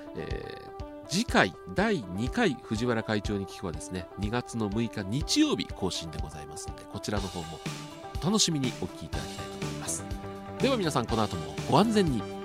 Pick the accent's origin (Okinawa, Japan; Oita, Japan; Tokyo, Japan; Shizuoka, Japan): Tokyo, Japan; 僕、東京出身なんで